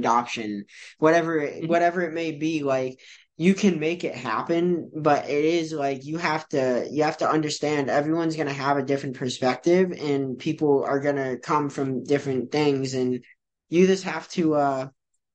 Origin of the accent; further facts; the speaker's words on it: New Hampshire, United States; also born or lived in Novokuznetsk, Russia; I was fortunate enough to get adopted by a upper middle class family who happened to be from the United States, that also happened to live in a very nice area of New Hampshire